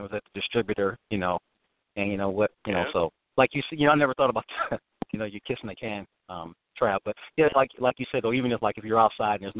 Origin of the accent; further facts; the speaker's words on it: Detroit, Michigan, United States; I grew up in Detroit